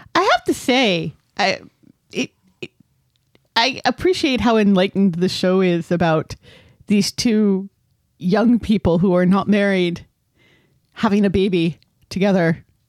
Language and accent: English; United States; I'm American and not British